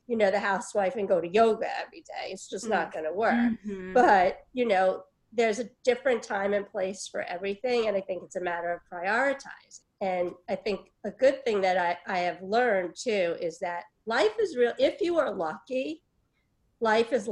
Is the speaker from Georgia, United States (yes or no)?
no; New York City, New York, United States; I was born in Brooklyn, before Brooklyn was cool